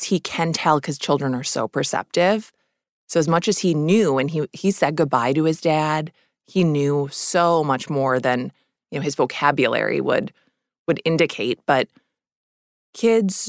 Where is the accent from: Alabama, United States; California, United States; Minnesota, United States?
Minnesota, United States; moved away; also born or lived in New York City; I grew up in Minnesota, so I came here late